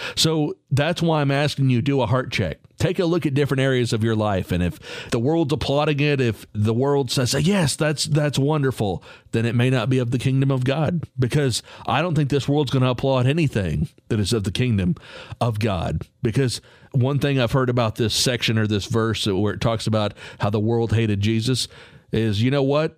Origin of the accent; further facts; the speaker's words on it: Texas, United States; I'm from Texas